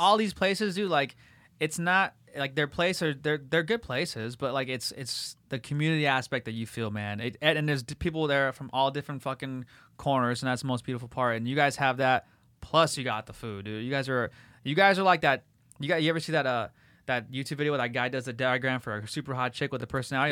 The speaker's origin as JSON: {"language": "English", "town": "La Habra", "region": "California", "country": "United States", "tie": "born or raised there", "also_born_or_lived": "Whittier / Fullerton"}